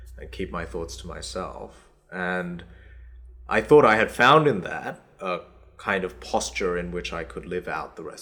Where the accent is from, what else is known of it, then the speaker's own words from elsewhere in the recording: Australia; English is a second language; also born or lived in South Korea; I was 8 when I moved from South Korea to Australia.